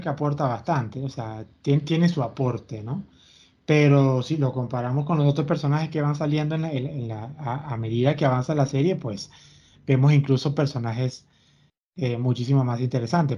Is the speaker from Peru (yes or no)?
no; Venezuela; yo me crié con Televen